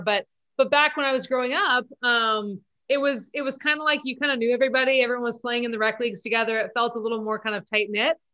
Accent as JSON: {"language": "English", "town": "Santa Monica", "region": "California", "country": "United States", "tie": "born or raised there", "also_born_or_lived": "East Coast / Germany", "said": "born and raised in Santa Monica"}